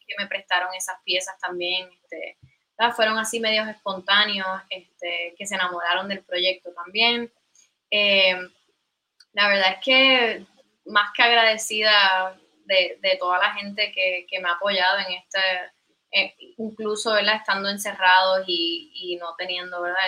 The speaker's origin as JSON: {"language": "Spanish", "town": "Caguas", "country": "Puerto Rico", "tie": "born or raised there", "said": "yo soy originalmente de Caguas, eh, ¿verdad? Me crié toda la vida allí."}